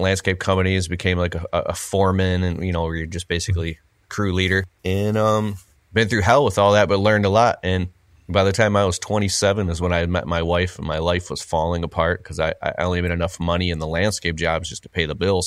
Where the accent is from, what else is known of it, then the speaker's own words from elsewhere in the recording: Michigan, United States; I'm from Michigan, and my uncles and people would tell, "Oh, you gotta get a job at the big three, Ford, G M, Chrysler."